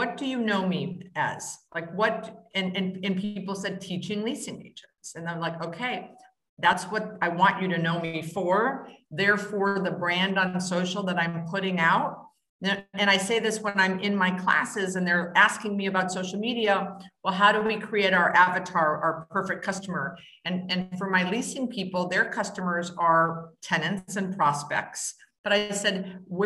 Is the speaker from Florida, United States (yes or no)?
no; Wisconsin, United States; I was raised in Wisconsin and the whole Midwest